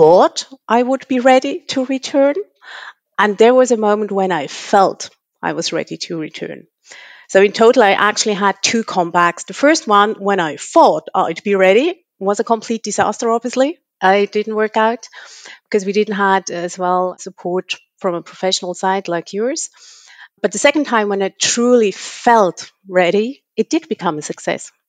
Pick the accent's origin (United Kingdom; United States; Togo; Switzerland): Switzerland; moved away; I'm born and raised in Switzerland, but I have pretty much lived across the world